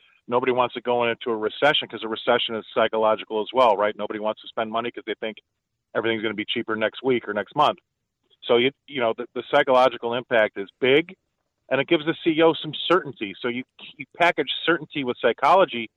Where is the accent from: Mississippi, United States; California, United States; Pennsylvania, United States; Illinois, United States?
Illinois, United States; also born or lived in Arizona; now in Indiana, United States; my home state. Well, I'm in Indiana now, but I used to be in Illinois.